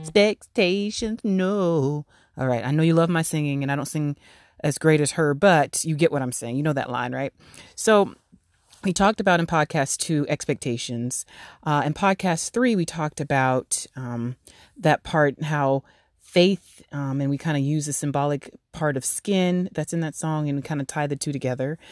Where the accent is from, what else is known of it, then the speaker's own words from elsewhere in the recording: Florida, United States; I actually grew up in Florida. I was raised in Florida